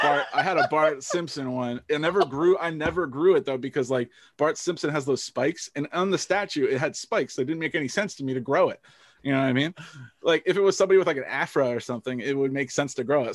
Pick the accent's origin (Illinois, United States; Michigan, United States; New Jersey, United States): New Jersey, United States; I, I grew up in New Jersey, so pretty normal, like suburban